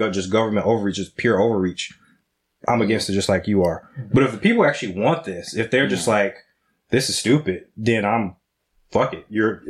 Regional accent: United States; We're all American

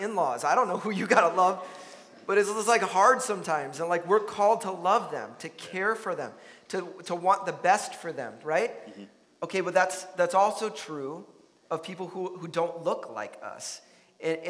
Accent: Chicago, Illinois, United States; now in Minnesota, United States; I grew up in Chicago, so there was plenty of diversity around me in my life

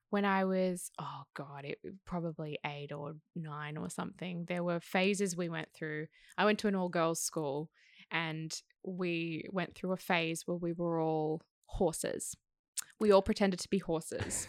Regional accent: Sydney, New South Wales, Australia; I grew up in Kensington

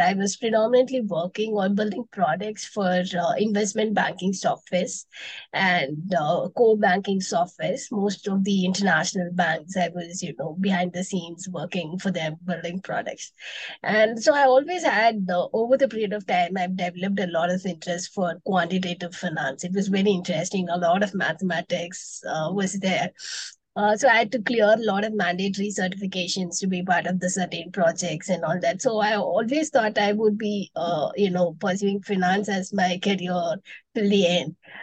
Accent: Chennai, Tamil Nadu, India; moved away as an adult; now in Bangalore, India; I was born and brought up in Chennai from Tamil Nadu, but I currently stay in Bangalore.

